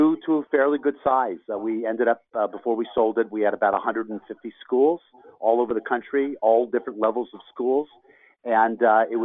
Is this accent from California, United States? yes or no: yes; Los Angeles, California, United States; I'm from Los Angeles, born and raised, and went to USC